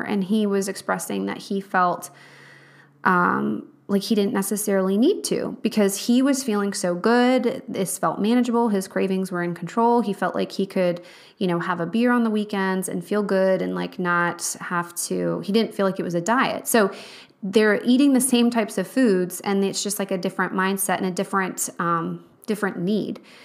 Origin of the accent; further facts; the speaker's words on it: Charlottesville, Virginia, United States; moved away; I'm from Charlottesville, Virginia